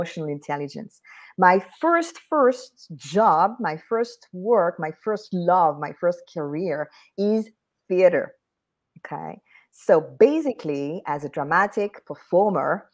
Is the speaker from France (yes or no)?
yes; France; accent: French; English is a second language; being French, I will not remove my French accent